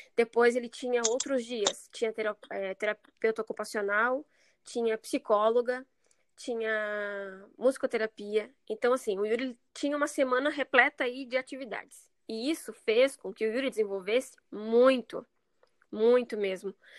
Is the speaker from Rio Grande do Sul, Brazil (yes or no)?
yes; Rio Grande do Sul, Brazil; moved away as an adult; also born or lived in Cascavel, Paraná; now in São José, Brazil; nós somos do Rio Grande do Sul, somos gaúcho